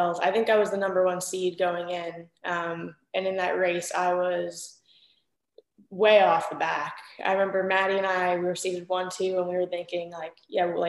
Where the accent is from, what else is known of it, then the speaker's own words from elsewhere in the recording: New York, United States; moved away; I'm from New York